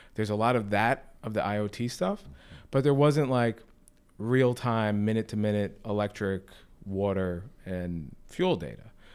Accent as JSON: {"language": "English", "town": "Sea Cliff", "region": "New York", "country": "United States", "also_born_or_lived": "Oyster Bay", "said": "I'm from Sea Cliff, you know, in Long Island. I'm from Oyster Bay, that kind of area."}